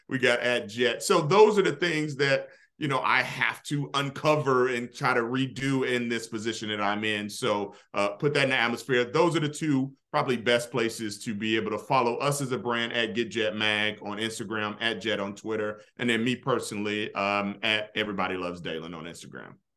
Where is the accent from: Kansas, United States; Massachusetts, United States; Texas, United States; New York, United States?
Kansas, United States; Kansas City; moved away; I'm from Wyandotte County, Kansas City, Kansas